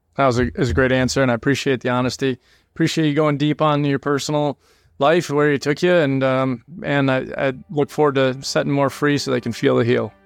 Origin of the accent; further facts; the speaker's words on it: New England, United States; moved away as an adult; also born or lived in Georgia; We grew up in New England